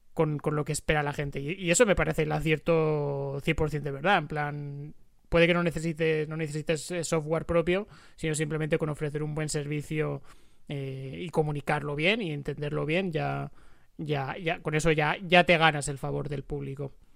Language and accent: Spanish; Spain; como, como españoles